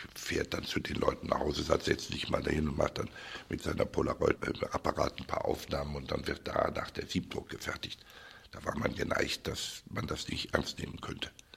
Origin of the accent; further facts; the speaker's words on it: Cologne, North Rhine-Westphalia, Germany; also born or lived in Düsseldorf; in meiner Heimatstadt Köln